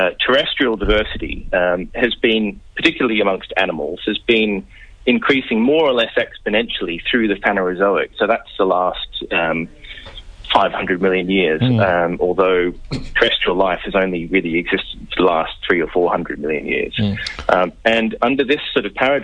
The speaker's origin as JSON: {"language": "English", "town": "Melbourne", "region": "Victoria", "country": "Australia", "tie": "born or raised there", "also_born_or_lived": "United Kingdom", "moved": "as an adult", "lives_now": "Birmingham, United Kingdom", "said": "I grew up in Melbourne"}